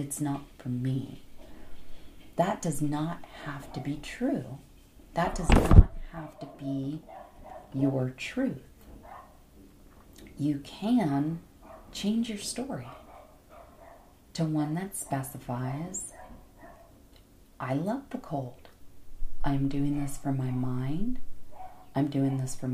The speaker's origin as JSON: {"language": "English", "region": "Florida", "country": "United States", "tie": "born or raised there", "also_born_or_lived": "Hawaii", "moved": "yes", "lives_now": "Phoenix, United States", "said": "I grew up in Florida. I am a sun, sand, and surf girl"}